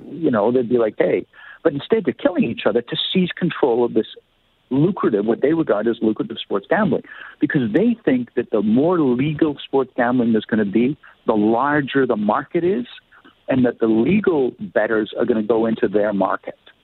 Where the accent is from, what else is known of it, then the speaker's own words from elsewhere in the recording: Canada; as a Canadian